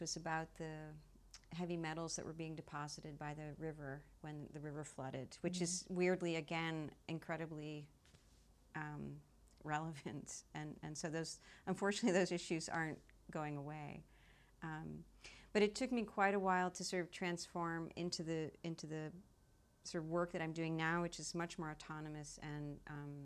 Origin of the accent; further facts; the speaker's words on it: New York City, New York, United States; moved away as an adult; also born or lived in Belgium / The Hague, Netherlands; now in Brussels, Belgium; I'm originally from New York City. And I went to school there.